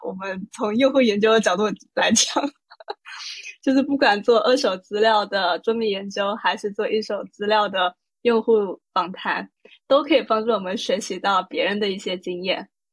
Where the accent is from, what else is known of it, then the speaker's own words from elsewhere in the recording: Taipei, Taiwan; moved away as an adult; also born or lived in Shanghai, China / Hong Kong; now in Shenzhen, China; 来自台北跟上海 就我是在上海出生，然后到台北接受台湾的义务教育。后面我去香港念大学，自从在二零一六年，就是我完成了大学学业以后，我就一直在深圳工作